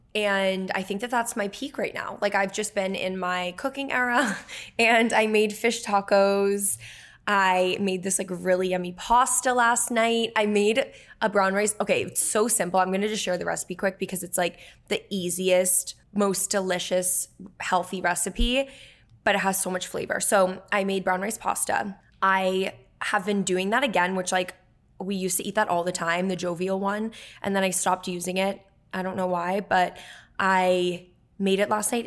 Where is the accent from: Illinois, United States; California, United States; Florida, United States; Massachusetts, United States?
Massachusetts, United States; Dennis; moved away as an adult; also born or lived in Falmouth, Massachusetts / Bridgewater, Massachusetts; Emma and I grew up on Cape Cod